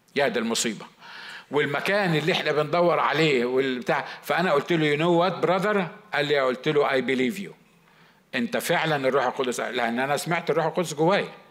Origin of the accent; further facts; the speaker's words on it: Upper Egypt, Egypt; moved away; انا صعيدي